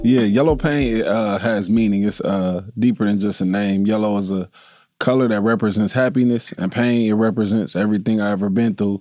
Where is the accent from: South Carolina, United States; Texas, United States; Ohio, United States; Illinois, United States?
Ohio, United States; Dayton; I'm, I'm, I'm from Dayton